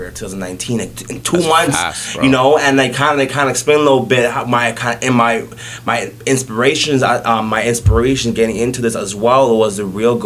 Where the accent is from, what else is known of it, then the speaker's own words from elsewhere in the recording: Toronto, Ontario, Canada; born in Jane and Finch, went to high school at Westview, Jane and Finch, born in a hospital